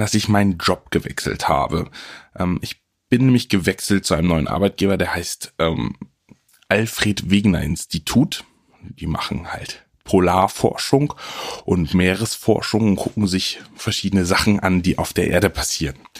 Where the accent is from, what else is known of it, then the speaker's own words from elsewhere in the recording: Friesland, Lower Saxony, Germany; Ich komme ja aus Friesland, nicht zu verwechseln mit Ostfriesland oder Nordfriesland, es liegt irgendwo ein bisschen dazwischen.